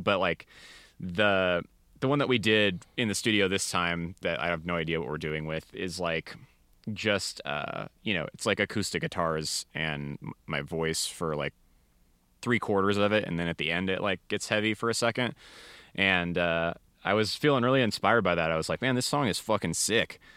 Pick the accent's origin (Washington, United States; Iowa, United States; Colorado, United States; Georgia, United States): Washington, United States; Seattle; moved away as an adult; now in Denver, United States; I'm from the Seattle area originally